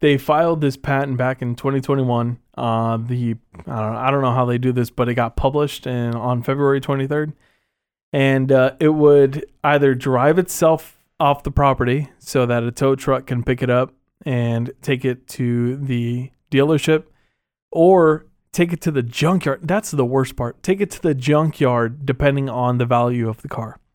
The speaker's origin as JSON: {"language": "English", "region": "Texas", "country": "United States", "tie": "born or raised there", "said": "As a Texan myself"}